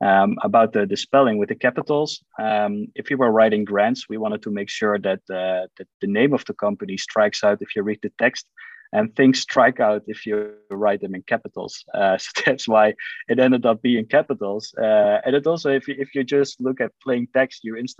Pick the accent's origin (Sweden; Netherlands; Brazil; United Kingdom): Netherlands; Eindhoven, North Brabant; I'm born and raised in Eindhoven.